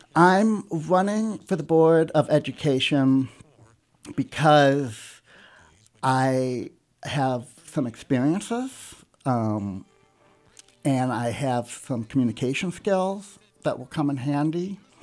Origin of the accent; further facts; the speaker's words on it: South County, Missouri, United States; also born or lived in Los Angeles, United States / Kansas City, United States / Webster Groves, United States; I was born in South County and l, went to Lindbergh, graduated